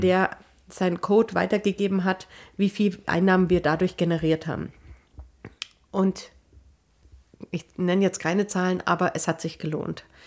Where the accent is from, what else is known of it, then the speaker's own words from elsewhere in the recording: Germany; ich bin ja auch Deutscher.